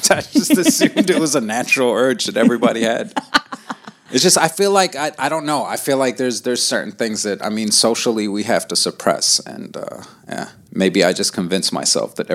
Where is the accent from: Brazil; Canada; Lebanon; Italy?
Lebanon; Uh, I'm from Lebanon. I grew up there for, a, I want to say like I've lived in Lebanon for about 15 years.